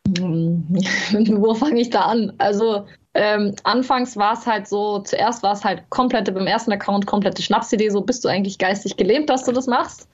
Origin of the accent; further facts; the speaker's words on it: Carinthia, Austria; accent: Carinthian; ich habe zwar selber sehr lange Dialekt gesprochen